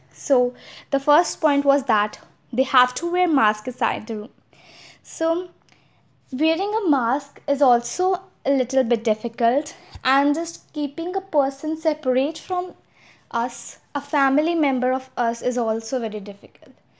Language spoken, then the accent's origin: English; India; As I'm an Indian, I could speak Hindi